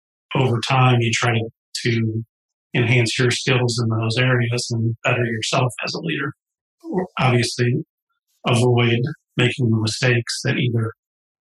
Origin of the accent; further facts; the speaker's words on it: St. Louis, Missouri, United States; I grew up in St. Louis